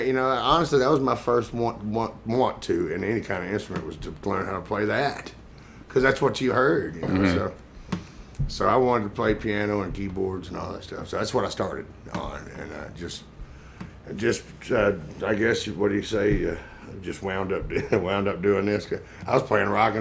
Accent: Athens, Texas, United States; moved away as an adult; also born or lived in Dallas, Texas; now in Nashville, United States; I'm originally from Athens, Texas, but I've lived in Nashville for about the last 20 years

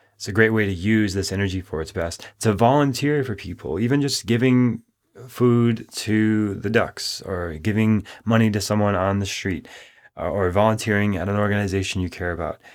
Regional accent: Minneapolis, Minnesota, United States; when I was beginning my studies in Minneapolis, Minnesota, growing up

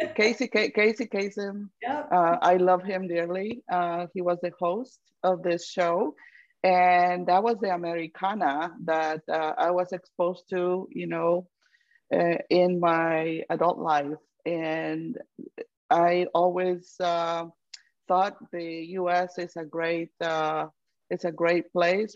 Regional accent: Guatemala; now in United States; I am from Guatemala

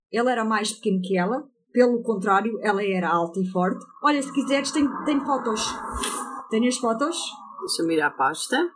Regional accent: England, United Kingdom; Portuguese is a second language; Ei, tu compreendes que o meu português é assim um bocado.

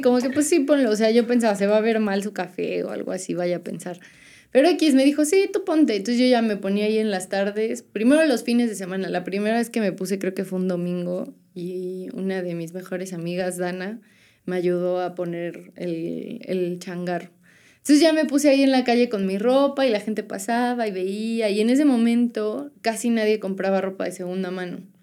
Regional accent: Puebla, Mexico; moved away as an adult; now in San Andrés Cholula, Mexico; yo soy de Puebla

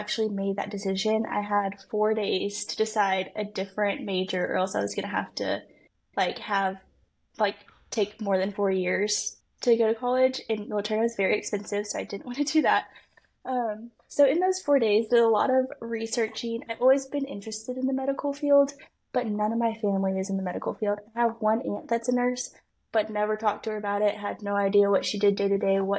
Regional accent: Allen, Texas, United States; accent: Texan; now in Waco, United States; I grew up in Allen, Texas.

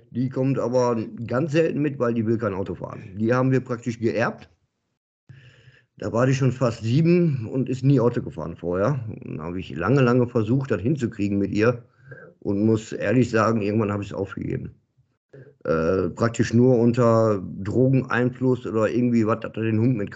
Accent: Dinslaken, North Rhine-Westphalia, Germany; born there; Ich bin gebürtig aus Dienstlagen, Ecke Grenze Oberhausen, Duisburg halt die Ecke, also fast Ruhrportler tatsächlich.

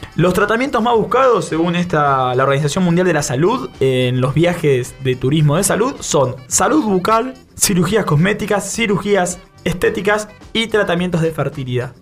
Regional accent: Bahía Blanca, Buenos Aires Province, Argentina; Nosotros somos de Bahía Blanca

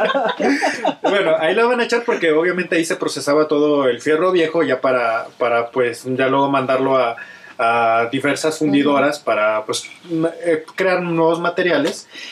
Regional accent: Mexico

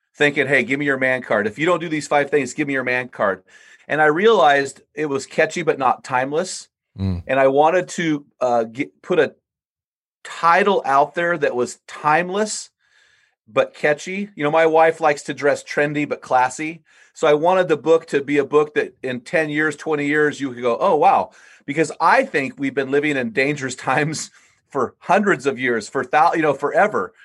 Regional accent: San Luis Obispo, California, United States; my hometown, San Luis Obispo, California

